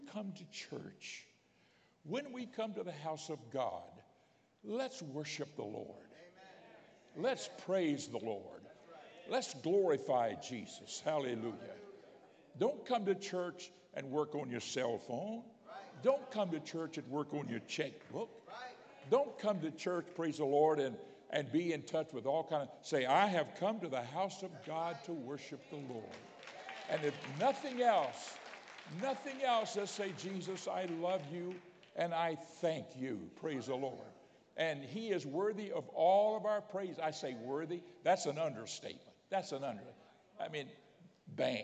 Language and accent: English; Pensacola, Florida, United States; also born or lived in Miami, Florida; I grew up in Pensacola, Florida. Later, my family moved to Miami.